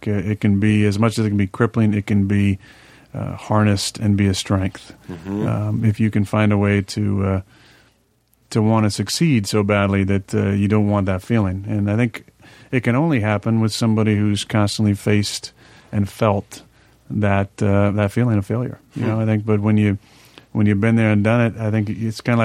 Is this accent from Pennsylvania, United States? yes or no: no; Chico, California, United States; I was born in Enloe Hospital on December 2nd, 83